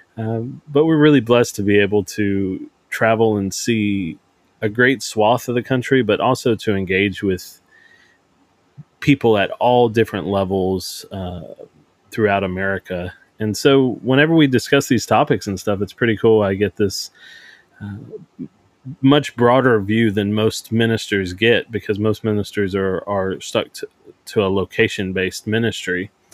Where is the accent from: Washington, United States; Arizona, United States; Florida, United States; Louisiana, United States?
Louisiana, United States; Cajun; I'm a Caucasian white guy. Uh, I'm a Cajun